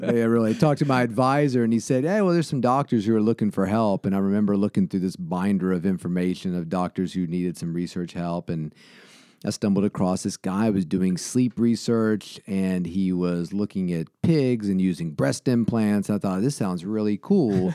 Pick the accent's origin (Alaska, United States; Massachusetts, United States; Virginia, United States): Virginia, United States; Salem; also born or lived in Roanoke, Virginia; born at Roanoke Memorial, but I grew up in Salem